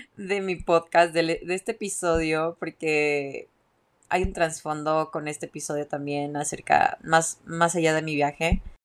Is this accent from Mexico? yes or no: yes; Mexico; moved away; also born or lived in Guadalajara; soy mexicana